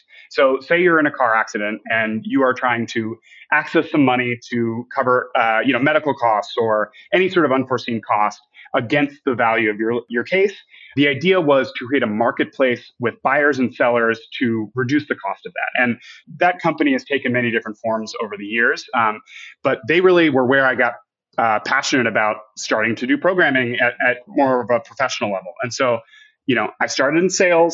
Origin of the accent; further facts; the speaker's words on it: New York, United States; moved away as an adult; also born or lived in Vermont; now in Texas, United States; born and raised in New York